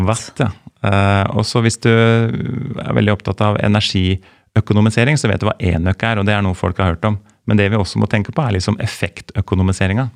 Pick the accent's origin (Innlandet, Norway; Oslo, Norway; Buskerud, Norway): Buskerud, Norway; Lier; jeg er jo fra Lier